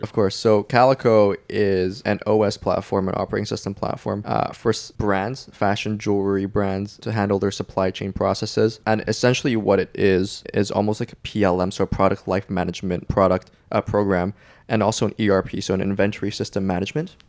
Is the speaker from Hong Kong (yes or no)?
yes; Hong Kong; moved away as an adult; also born or lived in Canada; I strictly only apply to Canada just because I wanted to get out of Hong Kong